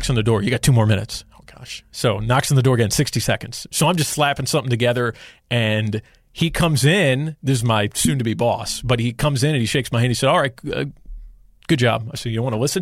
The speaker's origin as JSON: {"language": "English", "town": "Charlotte", "region": "North Carolina", "country": "United States", "moved": "as an adult", "said": "I'm from Charlotte, love Charlotte, want to come back"}